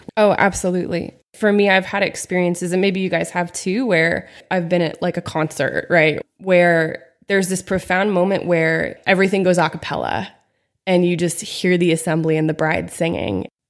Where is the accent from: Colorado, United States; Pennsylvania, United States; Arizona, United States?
Pennsylvania, United States; moved away as an adult; also born or lived in Steubenville, Ohio; now in Phoenix, United States; I grew up in Pennsylvania, in a really small town